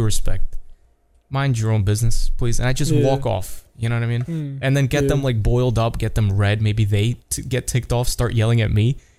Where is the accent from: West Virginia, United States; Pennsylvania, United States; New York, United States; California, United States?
New York, United States; English is a second language; Maybe I'm from New York